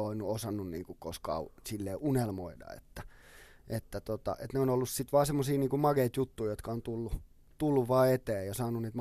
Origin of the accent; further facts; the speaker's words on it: Helsinki, Uusimaa, Finland; also born or lived in Sipoo; mä oon syntynyt Töölössä ja me asuttiin kymmenen vuotta about Töölössä